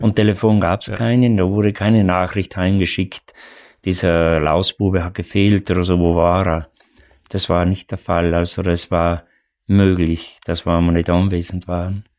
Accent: South Tyrol, Trentino-Alto Adige, Italy; born or raised there

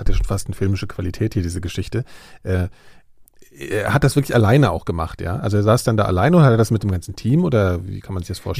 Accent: Frankfurt am Main, Hesse, Germany; Ich komme ja aus Frankfurt am Main

